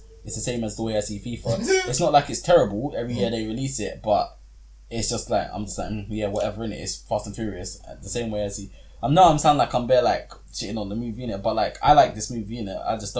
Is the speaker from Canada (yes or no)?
no; London, United Kingdom; obviously I'm from London